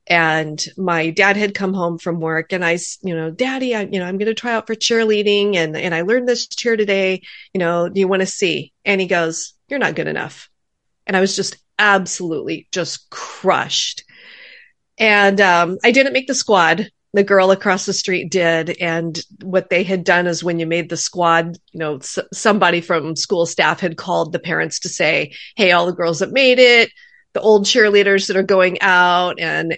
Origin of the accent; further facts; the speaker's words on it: California, United States; Well, I was actually born and raised in Orange County, California.